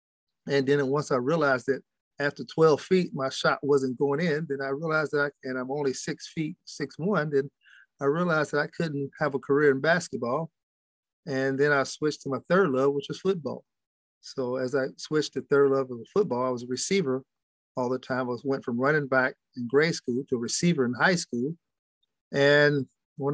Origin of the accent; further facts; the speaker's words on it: Louisville, Kentucky, United States; No, really, from Louisville, and really my first love was boxing. Muhammad Ali is one of my childhood heroes. I didn't grow that too far from his house.